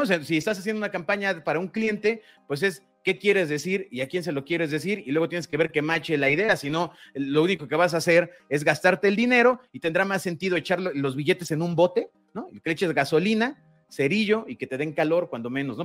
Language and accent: Spanish; Mexico; Todos somos mexicanos, todos los que estamos involucrados somos mexicanos.